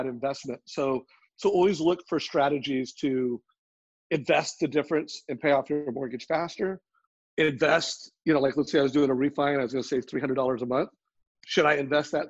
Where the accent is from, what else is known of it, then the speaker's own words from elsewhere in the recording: Huntington Beach, California, United States; I grew up in Huntington Beach